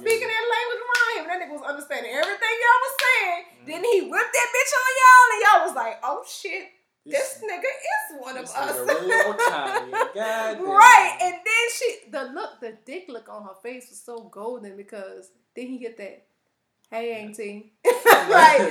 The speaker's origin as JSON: {"language": "English", "country": "United States", "tie": "born or raised there", "said": "I was born here"}